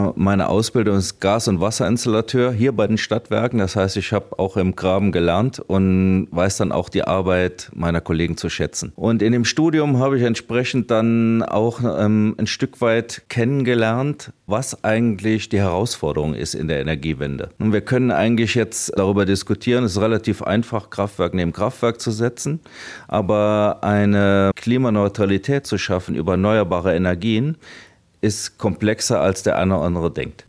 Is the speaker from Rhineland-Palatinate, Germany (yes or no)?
yes; Trier, Rhineland-Palatinate, Germany; Ich komme aus der Region, ich habe meine Familie und meine Freunde in der Region